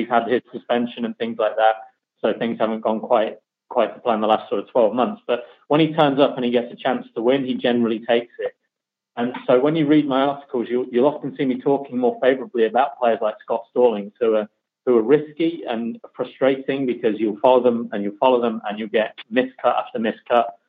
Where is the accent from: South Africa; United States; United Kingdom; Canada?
United Kingdom; the middle of England, Midlands; now in north of England, United Kingdom; I'm from the middle of England, um, I live in the north of England, but I try not to sound like uh, someone from the north of England as best I can.